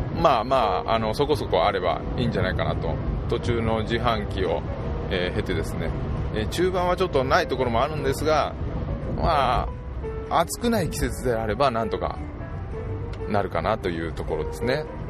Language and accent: Japanese; southern Nara, Japan; うちの地元の、まあ、有志がですね、まあ、イベントをすると